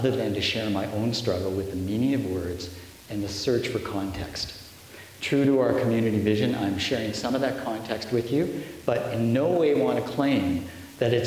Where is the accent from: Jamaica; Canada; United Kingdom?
Canada; we progressive, sophisticated Canadian voters